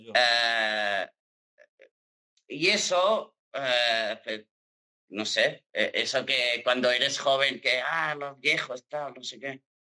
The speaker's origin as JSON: {"language": "Spanish", "town": "Girona", "region": "Catalonia", "country": "Spain", "accent": "Catalan", "moved": "yes", "lives_now": "Barcelona, Spain", "said": "yo soy de Girona y yo tengo el acento como catalán a muerte"}